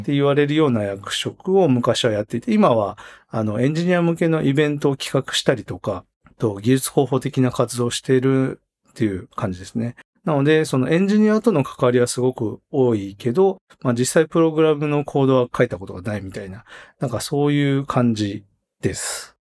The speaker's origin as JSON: {"language": "Japanese", "region": "Hokkaido", "country": "Japan", "tie": "born or raised there", "moved": "yes", "lives_now": "Tokyo, Japan", "said": "僕は北海道生まれで今東京住んでて"}